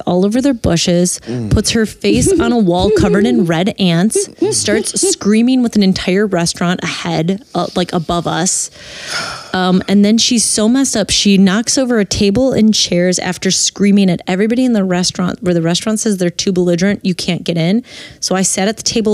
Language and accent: English; Wisconsin, United States; I'm from Wisconsin